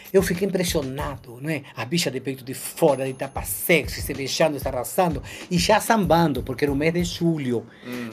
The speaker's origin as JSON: {"language": "Portuguese", "town": "Rosario", "region": "Santa Fe", "country": "Argentina", "tie": "born or raised there", "also_born_or_lived": "Buenos Aires, Argentina / Rio de Janeiro, Brazil", "second_language": "Portuguese", "moved": "yes", "lives_now": "Brazil", "said": "eu nasci em Buenos Aires, mas me criei em Rosário."}